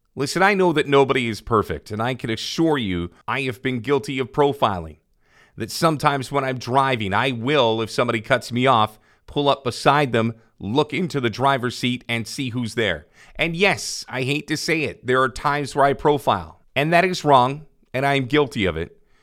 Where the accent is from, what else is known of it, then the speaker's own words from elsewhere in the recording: Canada; I am Canadian born